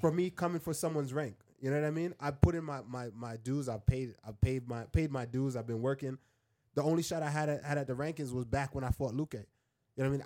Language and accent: English; Jamaica; moved away; also born or lived in Queens, New York, United States; I grew up in Jamaica, then I came and I lived in, I lived in Queens